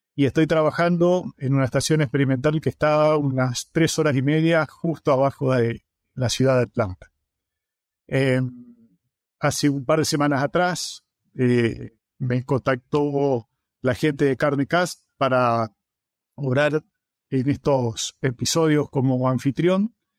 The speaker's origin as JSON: {"language": "Spanish", "town": "Avellaneda", "region": "Santa Fe", "country": "Argentina", "tie": "born or raised there", "also_born_or_lived": "Córdoba", "moved": "as an adult", "lives_now": "Florida, United States", "said": "Trabajé durante muchos años en el noreste del país, en la zona de Reconquista, Avellaneda, de donde soy oriundo"}